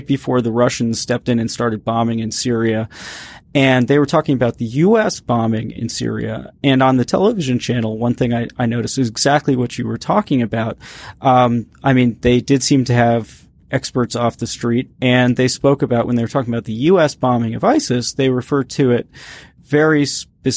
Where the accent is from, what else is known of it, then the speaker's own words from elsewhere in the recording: United States; speaking as an American